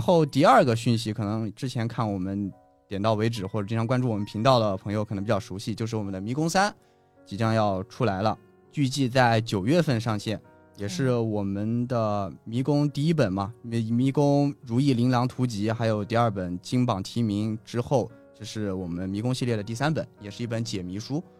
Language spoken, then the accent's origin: Chinese; China; 作为一个中国人